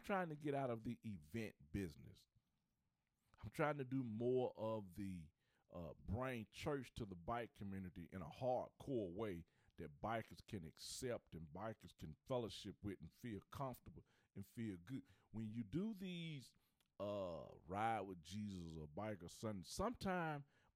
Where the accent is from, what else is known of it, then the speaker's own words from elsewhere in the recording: Charlotte, North Carolina, United States; I'm from Charlotte